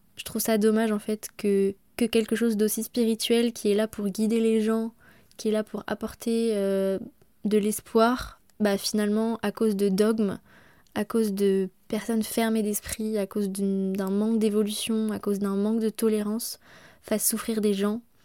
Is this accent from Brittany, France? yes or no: yes; Brittany, France; moved away; chez nous en Bretagne